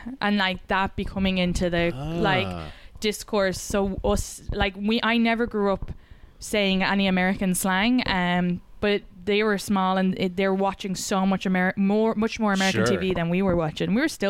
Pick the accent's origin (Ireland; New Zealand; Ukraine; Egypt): Ireland; Kildare, Leinster; accent: Irish; moved away as an adult; now in New York, United States; And every time they're like, where are you from in Ireland? I'd be like, Kildare.